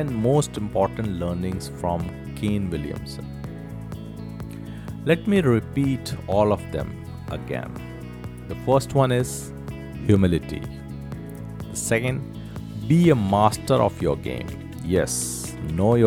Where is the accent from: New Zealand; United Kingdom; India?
India; as an Indian